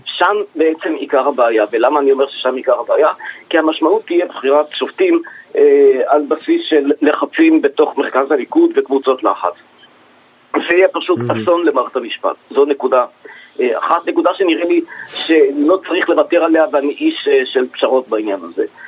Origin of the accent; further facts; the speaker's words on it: Israel; אני כאזרח ישראלי